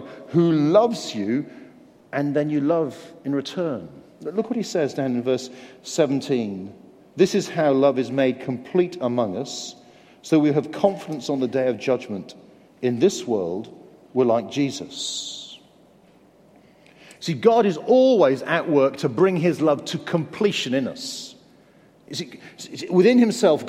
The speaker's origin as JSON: {"language": "English", "town": "Guildford", "region": "South East England", "country": "United Kingdom", "tie": "born or raised there", "also_born_or_lived": "Canterbury, Kent", "said": "I grew up in Guildford in Surrey."}